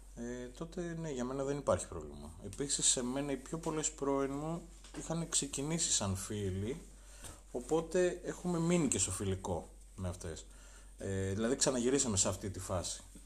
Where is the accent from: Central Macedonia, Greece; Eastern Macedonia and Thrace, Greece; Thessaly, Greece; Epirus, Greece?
Epirus, Greece; Arta; Εγώ είμαι από την Άρτα, είμαι υπηρώτης, βλάχος